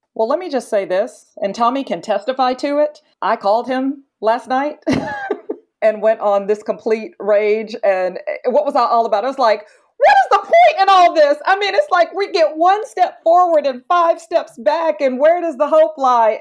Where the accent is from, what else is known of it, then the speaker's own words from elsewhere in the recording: Georgia, United States; my home state of Georgia